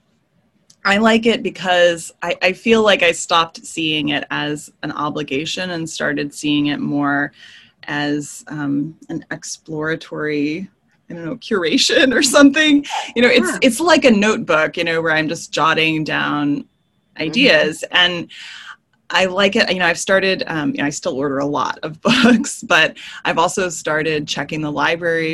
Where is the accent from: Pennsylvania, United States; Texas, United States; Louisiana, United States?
Texas, United States; my home state